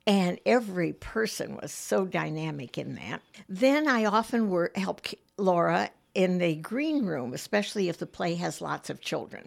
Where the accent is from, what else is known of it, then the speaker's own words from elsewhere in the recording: Michigan, United States; moved away as an adult; also born or lived in Managua, Nicaragua; now in Muncie, United States; I grew up in Michigan